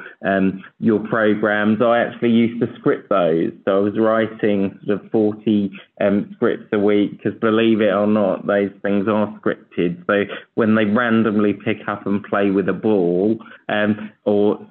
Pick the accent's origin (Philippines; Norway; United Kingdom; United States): United Kingdom; I'm really, really proud to be a British man